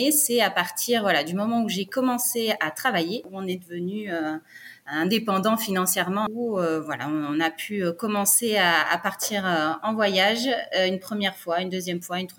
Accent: Brittany, France; Alors nous, on est originaire de Bretagne, mais on a déménagé euh, sept ou huit fois en France.

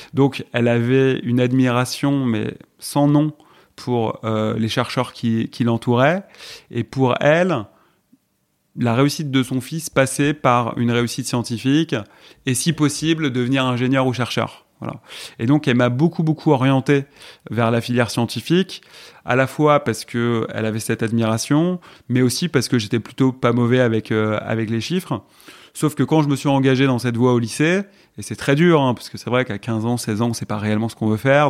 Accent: Malakoff, Île-de-France, France; also born or lived in Puteaux / Paris; J'ai grandi à Malakoff, Mmh. Voilà, je suis né à Puteaux exactement dans le 92.

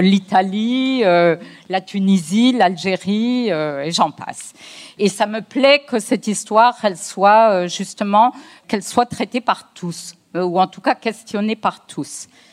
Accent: France; je suis née en France, j'ai la nationalité française. Euh, mes parents sont d'origine algérienne

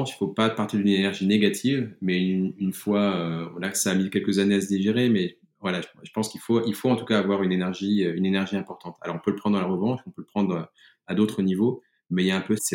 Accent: France; moved away as an adult; now in Germany; J'ai quitté le groupe, mais j'ai surtout quitté le pays, j'ai quitté la France. quelques jours avant l'explosion de, la crise des premiers confinements français, je suis parti en Allemagne pour raison personnelle, puisque mon épouse est allemande

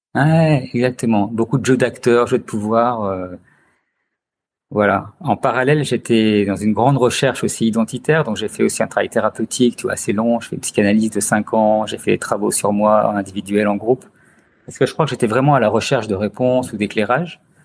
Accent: Chartreuse, Auvergne-Rhône-Alpes, France; now in Lyon, France; suis originaire de la Chartreuse. Donc j'ai fait beaucoup de ski euh, quand j'étais enfant

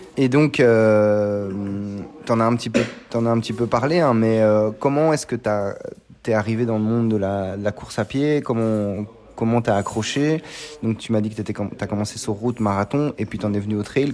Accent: Belgium; mon pays, la Belgique

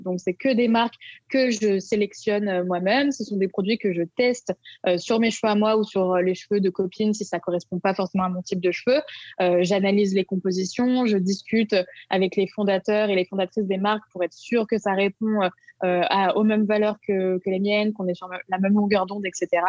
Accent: Lyon, Auvergne-Rhône-Alpes, France; j'habite à Lyon. Je suis née à Lyon, donc je suis vraiment une pure lyonnaise.

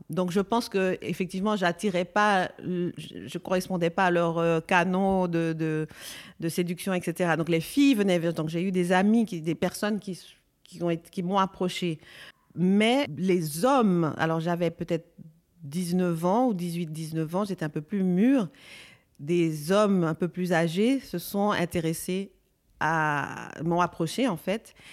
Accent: Belgium; je sais que quand j'étais petite en Belgique, c'était, euh, on nous appelait les singes à l'école.

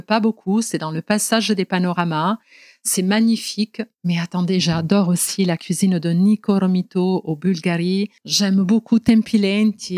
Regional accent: Genoa, Liguria, Italy; French is a second language; moved away as an adult; now in Marseille, France; on est allé ensemble à Gênes, donc dans ma ville natale

